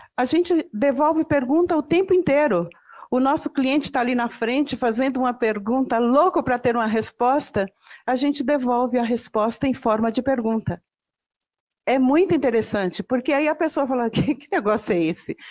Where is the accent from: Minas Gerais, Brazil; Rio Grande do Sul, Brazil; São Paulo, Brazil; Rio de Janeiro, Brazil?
Minas Gerais, Brazil; São João da Ponte; eu nasci no interior de Minas Gerais, lá em São João da Ponte